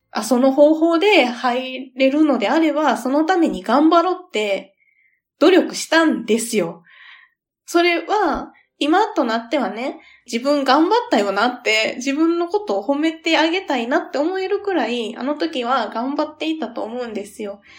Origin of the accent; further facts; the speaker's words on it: Kansai, Japan; 地元が関西っていうこともあって